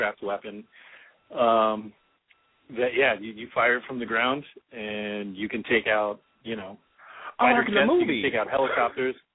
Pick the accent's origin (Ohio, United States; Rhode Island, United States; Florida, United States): Florida, United States; Orlando; I'm from Orlando